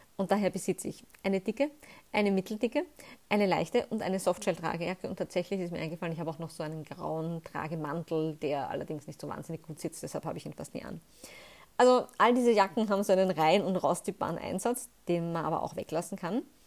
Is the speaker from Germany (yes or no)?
no; Austria; bei uns in Österreich